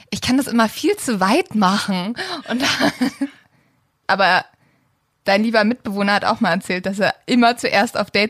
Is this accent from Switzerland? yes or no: no; Sweden; ja, ich bin übrigens auch in Schweden aufgewachsen und die immer so, ja, du siehst auch total schwedisch aus.